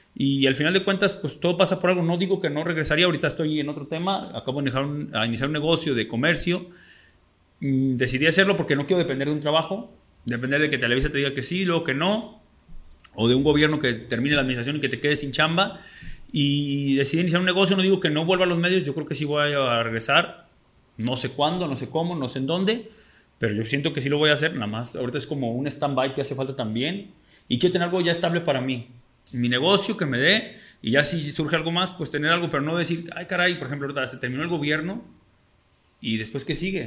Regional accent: Totolotlán?, Jalisco, Mexico; also born or lived in Guadalajara; now in Mexico City, Mexico; ni soy ni siquiera de Guadalajara, soy de un pueblo más chiquito que se llama Totonilco

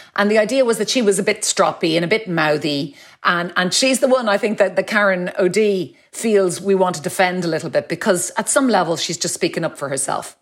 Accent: Ireland; as Irish people

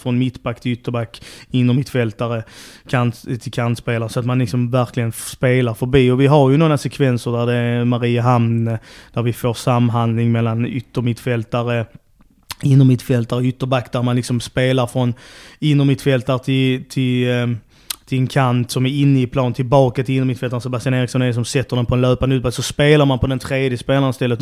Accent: Trelleborg, Skåne, Sweden; moved away as an adult; also born or lived in Helsingborg / Gothenburg; eller född är jag inte men jag är uppvuxen i Trelleborg

